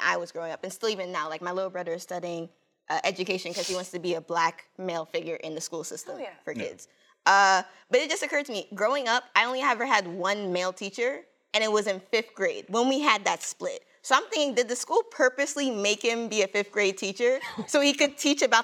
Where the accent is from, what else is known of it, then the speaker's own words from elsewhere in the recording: Maryland, United States; I was raised in Maryland